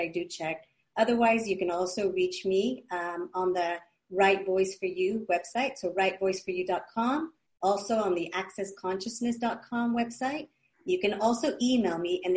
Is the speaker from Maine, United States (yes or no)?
no; California, United States; growing up in California from parents of Mexico